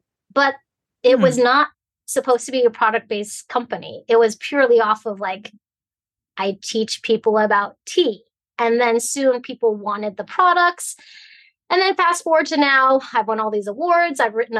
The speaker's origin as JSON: {"language": "English", "country": "Hong Kong", "lives_now": "United States", "said": "Like, I'm from Hong Kong, which you think of like New York City, Paris, you know, but way back then in the 50s, the 60s is totally different than what you see it is today. And so we came to America for opportunity, right?"}